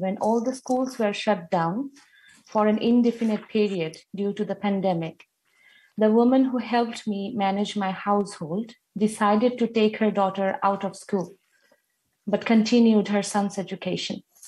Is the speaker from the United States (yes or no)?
no; Bangladesh; I'm from Bangladesh